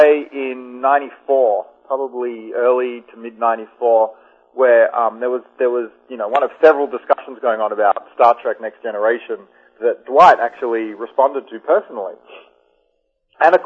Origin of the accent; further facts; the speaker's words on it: Melbourne, Victoria, Australia; moved away; I grew up in Melbourne